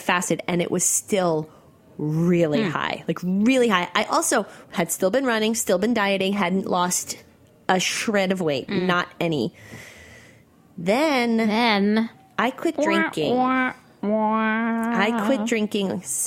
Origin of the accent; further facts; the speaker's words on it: Northeast, United States; also born or lived in New York; I grew up in the Northeast